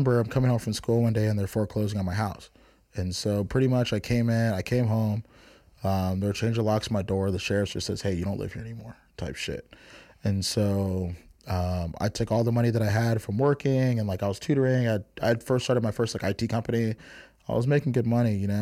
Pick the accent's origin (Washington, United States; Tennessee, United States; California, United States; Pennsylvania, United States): California, United States; San Jose; also born or lived in Oakland / Richmond; I was born in Oakland. My family's from Richmond. I was raised in San Jose